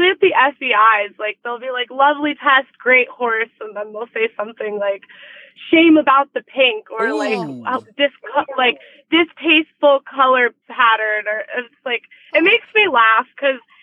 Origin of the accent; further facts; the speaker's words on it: Naples, Florida, United States; I grew up in Naples, Florida with my mom with her equestrian program